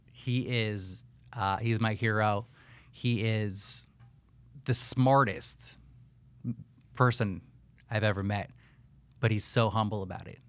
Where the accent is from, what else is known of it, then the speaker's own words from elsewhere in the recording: northern New Jersey, United States; moved away as an adult; also born or lived in Pittsburgh, Pennsylvania; now in Miami, United States; born and raised in northern New Jersey